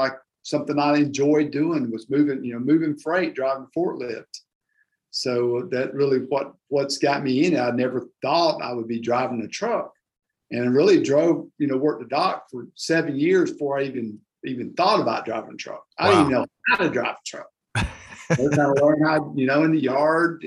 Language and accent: English; Frisco City, Alabama, United States; I grew up in a little small town in Alabama, Frisco City, Alabama